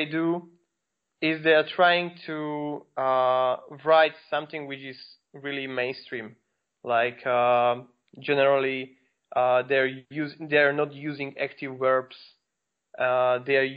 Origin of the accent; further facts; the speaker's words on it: Slovakia; I'm from Slovakia, and basically I'm now in Bratislava, which is the capital of Slovakia.